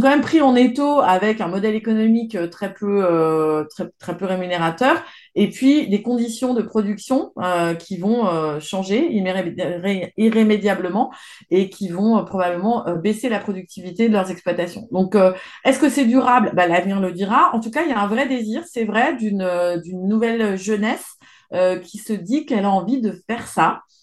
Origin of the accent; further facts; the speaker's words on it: Isère and Savoie, Auvergne-Rhône-Alpes, France; je suis à l'origine, je viens de d'Isère et de Savoie.